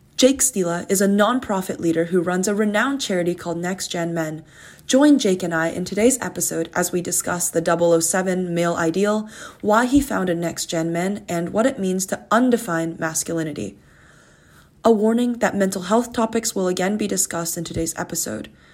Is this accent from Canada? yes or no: yes; Canada; as a Canadian university student